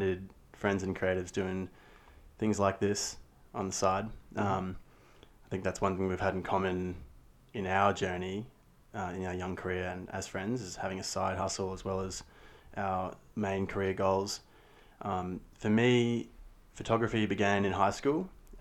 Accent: Brisbane, Queensland, Australia; did a lot of theatre growing up in Brisbane Junior Theatre and drama

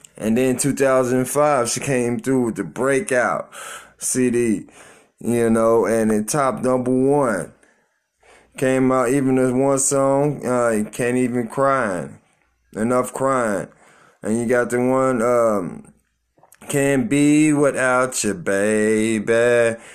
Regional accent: Tulsa, Oklahoma, United States; my hometown, Tulsa, Oklahoma

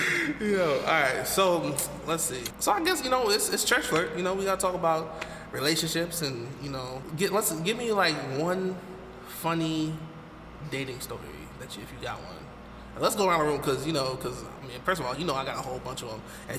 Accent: New York, United States; now in New Jersey, United States; So I was in Jersey, but she was back home in my hometown, upstate New York.

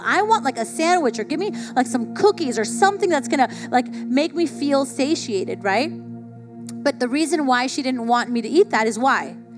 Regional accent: South Florida, United States; I grew up in South Florida

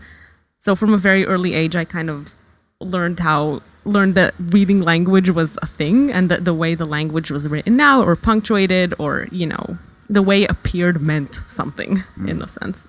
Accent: Israel; also born or lived in Ann Arbor, Michigan, United States / Salt Lake City, Utah, United States; I was born in America, in Michigan, in Ann Arbor. My mom is Israeli and my dad is from the Bay Area. They were in grad school there. They're both linguists. And when I was 3, we moved to Israel

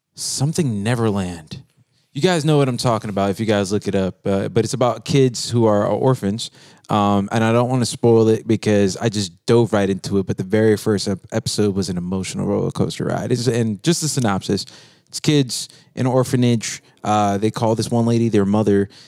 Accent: Central Florida, United States; I'm from Central Florida

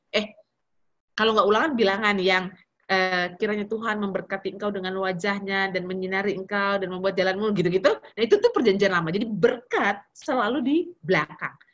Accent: North Sumatra, Indonesia; Kita orang Batak ya, jadi muda emosi ya.

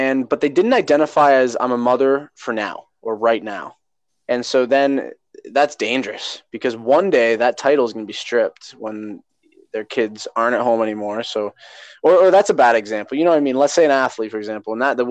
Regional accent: Canada; right now I identify as Canadian

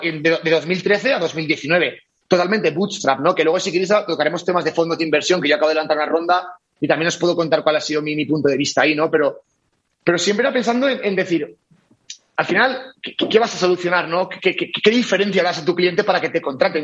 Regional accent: Valencia, Valencian Community, Spain; moved away as an adult; also born or lived in Barcelona; soy de Valencia original, me fui a Barcelona

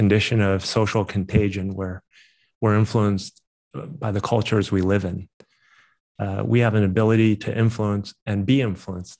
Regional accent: East Coast, United States; moved away as an adult; also born or lived in San Francisco Bay Area / New York / Tokyo; now in Chicago, United States; I grew up in the East Coast, also operated in New York

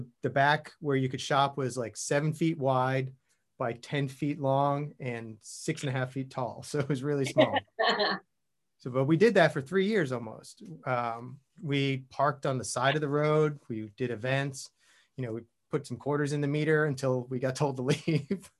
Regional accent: Long Island, New York, United States; moved away as an adult; also born or lived in Queens, New York / Austin; I was born in Queens, grew up on Long Island, and then ended up living all over the city.

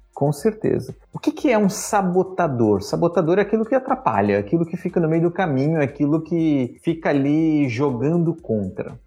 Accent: Brazil; also born or lived in Japan; fui embora do, do Japão, voltei pro Brasil

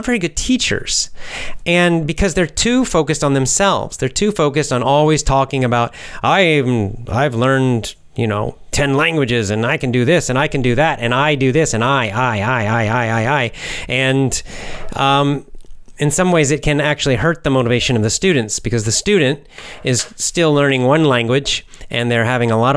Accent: United States; Yes, I'm American

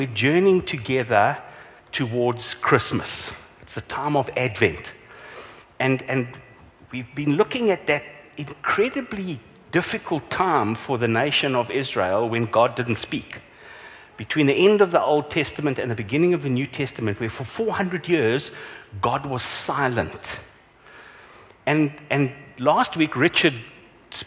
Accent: Vereeniging, Gauteng, South Africa; So I grew up in Vereeniging

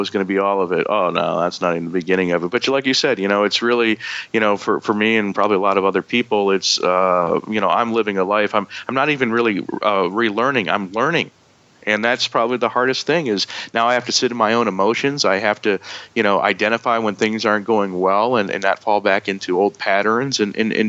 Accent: Ann Arbor, Michigan, United States; accent: Yankee; moved away; also born or lived in Greensboro, North Carolina / Costa Rica; I was growing up in Ann Arbor, Michigan

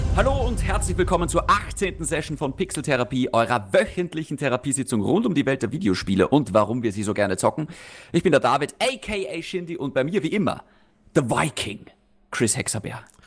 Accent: Austria; bei uns in Österreich

